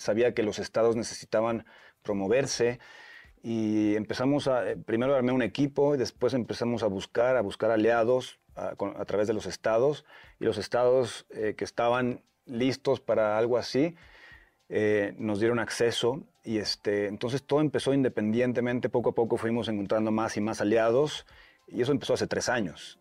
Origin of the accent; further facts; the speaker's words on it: Puerto Vallarta, Jalisco, Mexico; Sí, soy de Puerto Vallarta